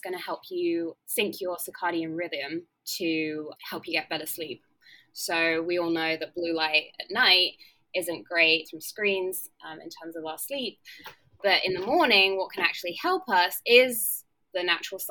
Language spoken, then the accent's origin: English; England, United Kingdom; accent: English; moved away as an adult; now in Los Angeles, United States; I'm English, as you can tell from my accent, but I now live